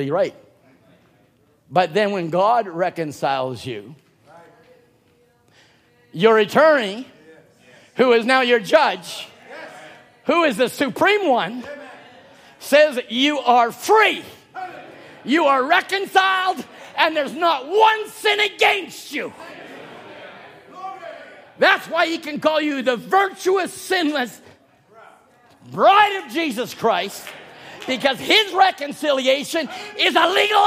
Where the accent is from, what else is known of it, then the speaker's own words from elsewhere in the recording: Chilliwack, British Columbia, Canada; now in Cloverdale, Canada; I was a bumpkin from Chilliwack. And then I became a bumpkin from Cloverdale